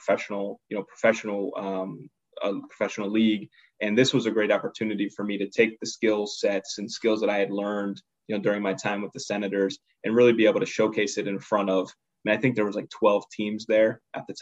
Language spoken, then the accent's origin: English; Pittsburgh, Pennsylvania, United States; also born or lived in Harrisburg, Pennsylvania; I'm originally from the Pittsburgh area, so I had family that I could stay with right when I was there